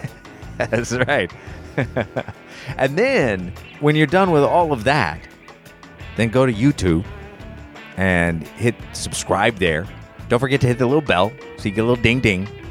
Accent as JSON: {"language": "English", "town": "Indianapolis", "region": "Indiana", "country": "United States", "said": "I'm from Indy"}